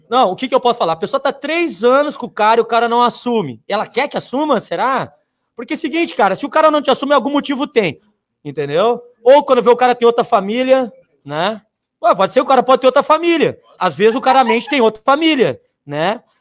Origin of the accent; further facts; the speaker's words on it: Rio Grande do Sul, Brazil; Tipo, eu sou de Porto Alegre, minha família é de Alvorada, né? Minha família é de Alvorada, sou de Alvorada